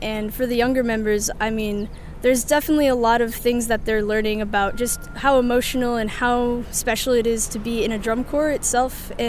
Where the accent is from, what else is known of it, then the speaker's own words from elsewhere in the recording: Naperville, Illinois, United States; the Blue Stars drum major. This is my sixth season with the Blue Stars. I'm from Naperville, Illinois.